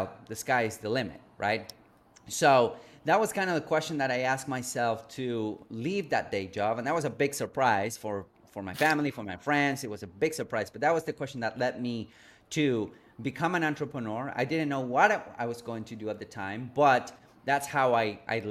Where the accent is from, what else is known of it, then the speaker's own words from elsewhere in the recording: Argentina; moved away; I grew up in a third world country. I'm originally from Argentina, from South America